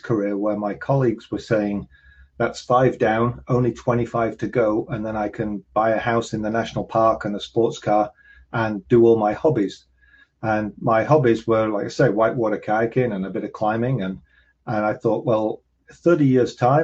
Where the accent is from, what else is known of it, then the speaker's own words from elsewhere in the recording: 200 miles north of London, England, United Kingdom; moved away as an adult; now in United States; moving 200 miles south of my hometown